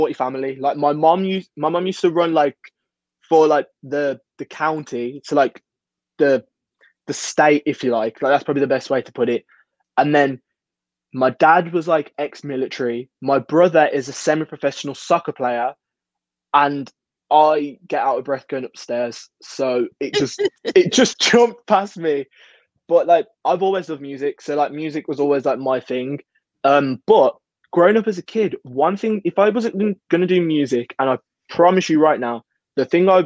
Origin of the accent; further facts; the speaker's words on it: Birmingham, West Midlands, United Kingdom; Birmingham is obviously my hometown